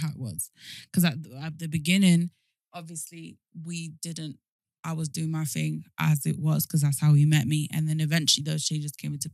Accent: London, United Kingdom; also born or lived in Argentina / Miami; I'm from South London

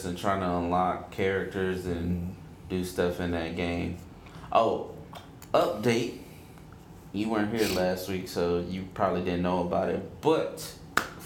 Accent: United States; I am American. I'm from America, whatever.

